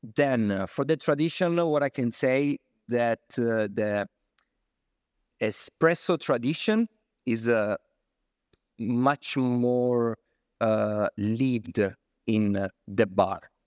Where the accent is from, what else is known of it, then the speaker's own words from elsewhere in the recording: South Italy, Italy; English is a second language; now in Florence, Italy; I'm from South Italy. I'm not from Florence. So I moved to Florence, but I'm from South Italy